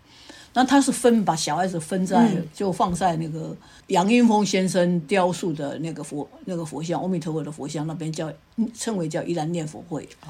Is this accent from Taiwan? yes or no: yes; Yilan, Yilan County, Taiwan; Chinese is a second language; moved away; 我们从小住在宜兰嘛